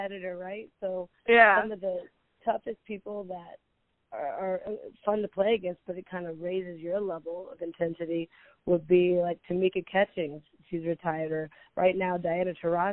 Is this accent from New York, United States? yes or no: no; Houston, Texas, United States; also born or lived in Mobile, Alabama; I grew up in Houston, Texas